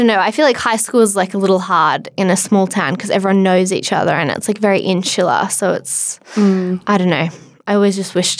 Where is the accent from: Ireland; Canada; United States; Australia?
Australia; Hunter Valley, New South Wales; also born or lived in London; I grew up in the Hunter Valley and went to school there. And then I had a gap year in London. I sort of knew I wanted to get out of the small town